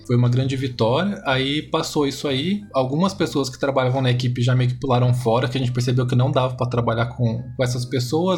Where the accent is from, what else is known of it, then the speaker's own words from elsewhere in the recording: Dourados, Mato Grosso do Sul, Brazil; Dourados, Mato Grosso do Sul, né, de onde eu nasci